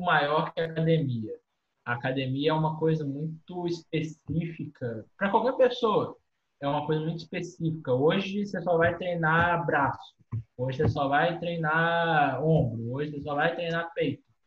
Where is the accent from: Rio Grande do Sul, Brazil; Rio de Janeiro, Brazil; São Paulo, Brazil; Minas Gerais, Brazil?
Minas Gerais, Brazil; Cataguases; tenho 23 anos, sou de Cataguases, Minas Gerais